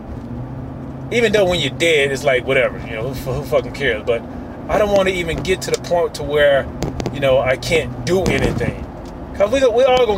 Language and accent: English; Mississippi, United States; I'm from Mississippi